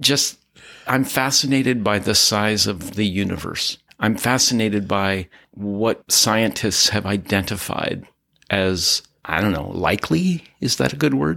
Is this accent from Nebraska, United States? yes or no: yes; Pender, Nebraska, United States; moved away as an adult; also born or lived in Pittsburgh / Los Angeles / Lincoln; now in Altadena, United States; We were in a small village in northeast Nebraska where I was being raised